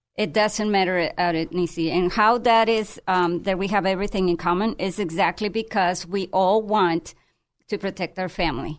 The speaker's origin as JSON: {"language": "English", "town": "Tijuana", "region": "Baja California", "country": "Mexico", "moved": "yes", "lives_now": "United States", "said": "I'm from Tijuana"}